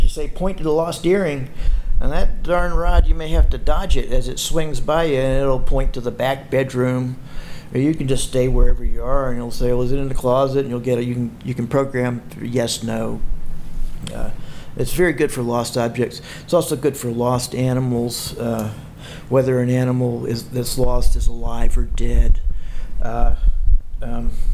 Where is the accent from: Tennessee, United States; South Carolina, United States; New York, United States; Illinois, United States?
South Carolina, United States; growing up in South Carolina in a corporate family